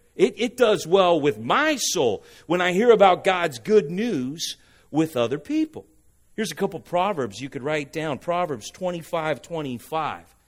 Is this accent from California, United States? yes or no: yes; Huntington Beach, California, United States; I'm from Huntington Beach